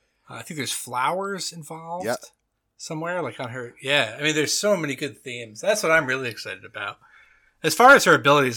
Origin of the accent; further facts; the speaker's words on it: United States; I'm an American.